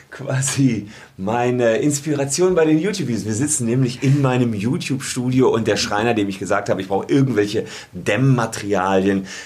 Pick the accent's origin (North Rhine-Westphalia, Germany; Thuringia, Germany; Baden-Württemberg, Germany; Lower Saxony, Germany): North Rhine-Westphalia, Germany; Gevelsberg; seit ich 15 bin, habe ich angefangen für die Lokalzeitung in meinem Heimatdorf Gefelsberg zu schreiben.